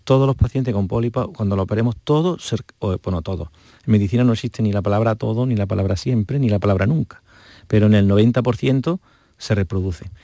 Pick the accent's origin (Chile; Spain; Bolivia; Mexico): Spain; Montoro, Andalusia; yo soy de Córdoba, aprovecho, de un pueblo de Córdoba muy precioso